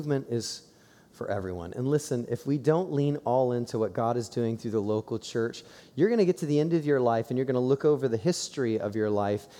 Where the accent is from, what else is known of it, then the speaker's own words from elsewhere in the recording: Columbus, Ohio, United States; I growing up in Columbus, Ohio